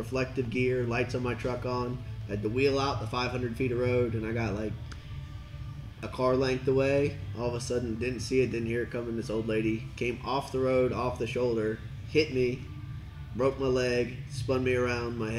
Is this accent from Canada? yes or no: no; Highland Heights, Kentucky, United States; also born or lived in Fort Thomas, Kentucky / Louisville, Kentucky; I'm from here, Campbell County. But yeah, I grew up, my dad lived in Fort Thomas, and my mom, Highland Heights